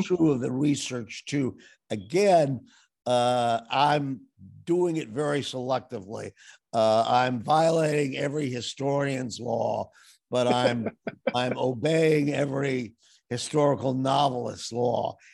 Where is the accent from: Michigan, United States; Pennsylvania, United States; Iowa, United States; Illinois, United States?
Illinois, United States; Evanston; My father was a dyed-in-the-wool Democrat, and we lived in very Republican territory